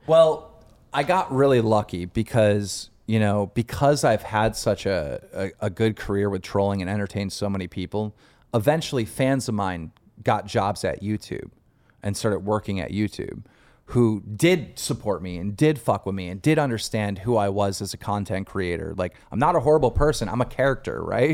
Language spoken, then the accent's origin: English; Buffalo, New York, United States; Asian kid from my hometown of Buffalo, New York